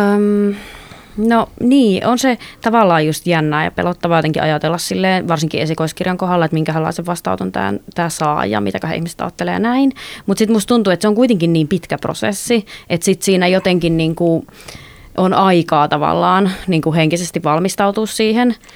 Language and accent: Finnish; North Karelia, Finland; mä oon kotoisin sieltä Pohjois-Karjalasta